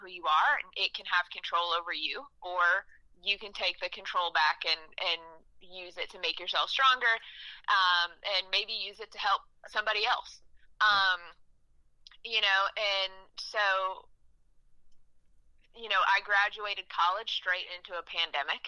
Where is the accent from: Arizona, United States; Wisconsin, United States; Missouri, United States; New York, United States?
Missouri, United States; St. Louis; moved away as an adult; now in Nashville, United States; I was actually born and raised in St. Louis